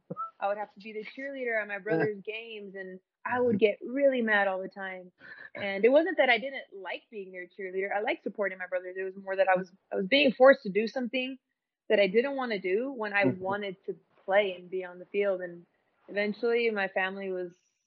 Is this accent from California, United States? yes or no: yes; Santa Ana, California, United States; also born or lived in Moreno Valley, California; I was born in Santa Ana, California, from the OC